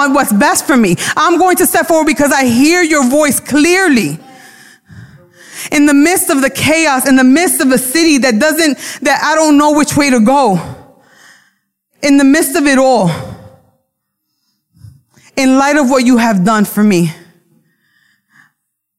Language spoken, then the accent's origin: English; New York City, New York, United States; accent: Brooklyn; My accent comes out. I don't pronounce words correctly. My Brooklyn comes out.